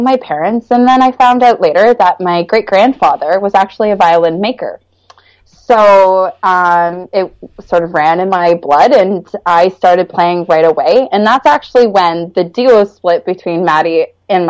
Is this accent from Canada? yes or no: yes; Stouffville, Ontario, Canada; also born or lived in North York, Ontario; I was born in North York General Hospital, and I grew up in Stouffville, Ontario